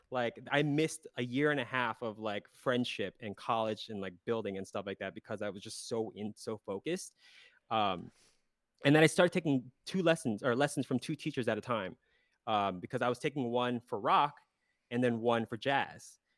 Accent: South Central Pennsylvania, United States; moved away as an adult; I was born in Pennsylvania, South Central Pennsylvania.

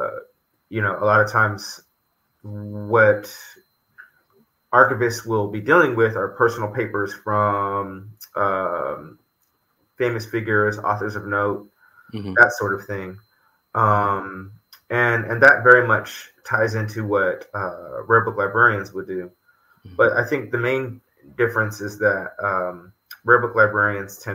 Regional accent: Los Angeles, California, United States; now in New York, United States; I grew up in Los Angeles

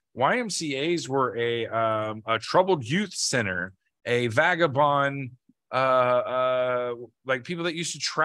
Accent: the Bible Belt, United States; we are from the Bible Belt

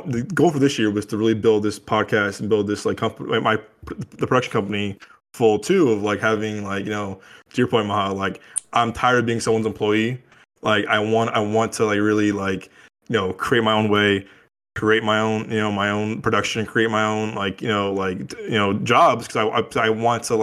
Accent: Chicago, Illinois, United States; loosely inspired by you know, growing up in Chicago, it was like kind of like, you know, like little like not life stories

